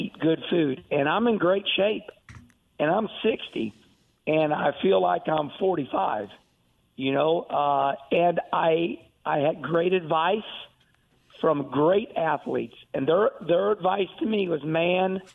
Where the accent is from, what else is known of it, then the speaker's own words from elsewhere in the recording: St. Louis, Missouri, United States; also born or lived in Arnold, Missouri / Rolla, Missouri; I grew up in the Missouri area right here, basically born and raised in the city of St. Louis